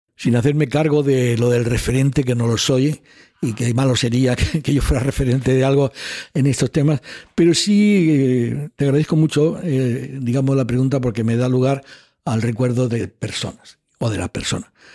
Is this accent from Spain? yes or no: yes; Almería, Andalusia, Spain; moved away; also born or lived in Chile / Madrid; en una familia humilde de Almería